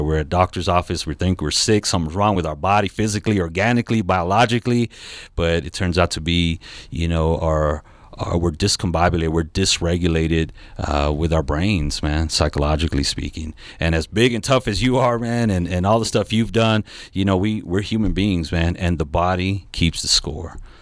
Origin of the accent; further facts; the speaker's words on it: Southern California, United States; I'm from Southern California